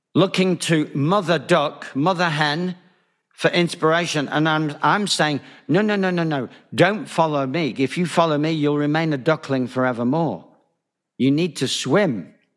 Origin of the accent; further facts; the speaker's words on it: Manchester, North West England, United Kingdom; moved away as an adult; also born or lived in Spain; Manchester Bridge Club, as it happens, my hometown